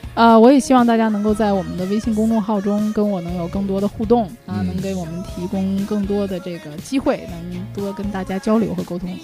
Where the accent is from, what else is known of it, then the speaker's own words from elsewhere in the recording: China; 就像咱们中国人也欢迎老外来一样